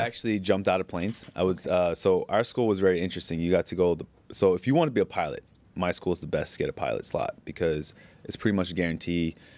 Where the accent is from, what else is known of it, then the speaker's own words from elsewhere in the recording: United States; moved away as an adult; now in Bangkok, Thailand; being an Asian kid growing up in America